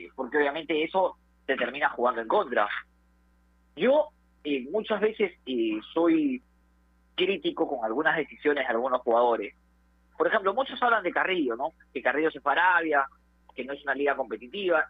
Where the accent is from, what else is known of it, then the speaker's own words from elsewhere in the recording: Peru; como peruano quiere que los jugadores emigren